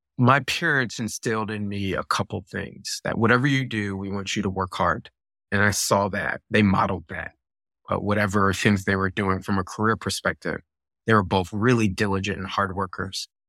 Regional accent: Virginia Beach, Virginia, United States; also born or lived in Buffalo, New York; my family moved to Virginia Beach, and I grew up in Virginia Beach, right? I did most of my school there

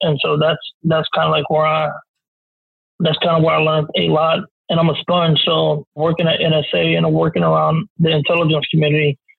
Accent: Marlin, Texas, United States; also born or lived in Waco; I grew up in a small town called Marlin, Texas. I was between Marlin and Waco, Texas, but Marlin is where I was born. I was born in my grandmother's house. I'm a country boy.

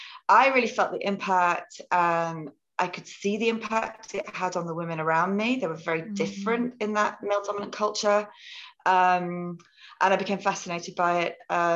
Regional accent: near Liverpool, North West England, United Kingdom; moved away as an adult; also born or lived in Cambridge; I was born near Liverpool

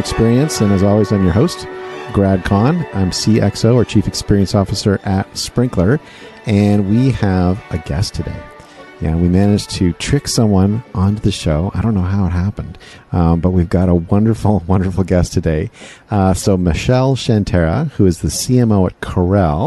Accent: Canada; I'm from Canada, as you can probably hear

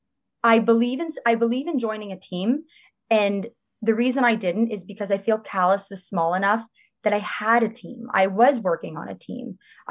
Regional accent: Toronto, Ontario, Canada; I grew up in Chaplin Estates.

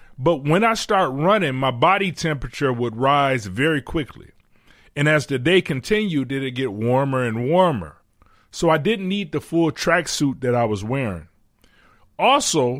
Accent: Detroit, Michigan, United States; I'm from Detroit

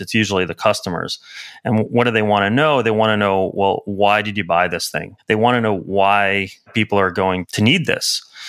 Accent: New York City, New York, United States; now in San Francisco, United States; I grew up in Brooklyn, in New York

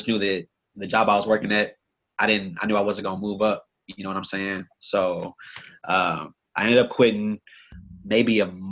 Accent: Austin, Texas, United States; Born and raised in Austin, Texas.

